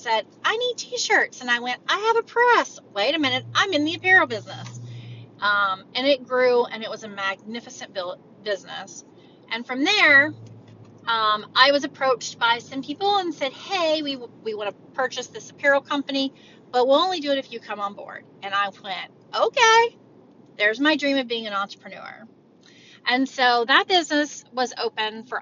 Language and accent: English; Texas, United States; moved away as an adult; also born or lived in Oklahoma; now in Ohio, United States; My husband and I was born in Texas and raised there